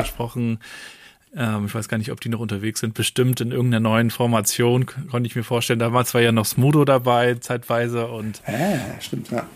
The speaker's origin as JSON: {"language": "German", "town": "Rostock", "region": "Mecklenburg-Vorpommern", "country": "Germany", "tie": "born or raised there", "moved": "yes", "said": "ich bin ja, in Rostock geboren, aber war auch wiederum einige Jahre weg"}